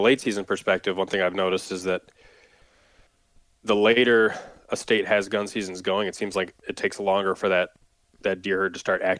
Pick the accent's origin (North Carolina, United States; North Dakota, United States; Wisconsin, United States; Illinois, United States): Wisconsin, United States; And growing up in Wisconsin, I never really noticed that much